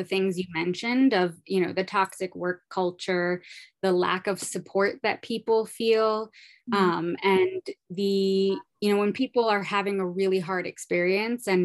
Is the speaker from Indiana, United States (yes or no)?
no; Brooklyn, New York, United States; I'm originally from Brooklyn, New York